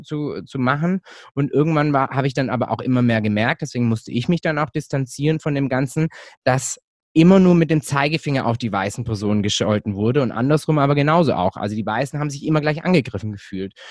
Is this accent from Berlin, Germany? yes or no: no; Hechingen, Baden-Württemberg, Germany; now in Stuttgart, Germany; Ich bin Deutscher, ich bin hier in Deutschland aufgewachsen